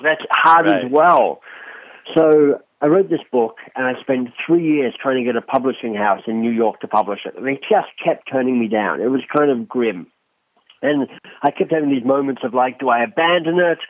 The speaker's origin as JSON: {"language": "English", "country": "Australia", "also_born_or_lived": "Oxford, United Kingdom / London, United Kingdom / Boston, United States", "moved": "as an adult", "lives_now": "Toronto, Canada", "said": "I'm Australian"}